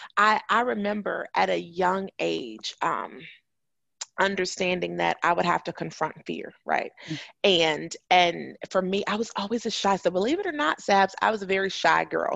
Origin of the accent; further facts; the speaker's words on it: Chicago, Illinois, United States; moved away as an adult; also born or lived in Huntsville, Alabama; I'm from Chicago.